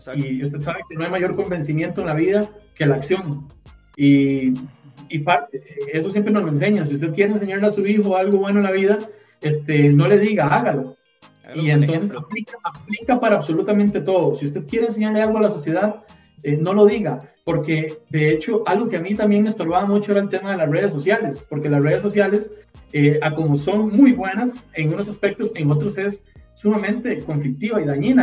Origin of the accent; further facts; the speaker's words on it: Costa Rica; yo como costarricense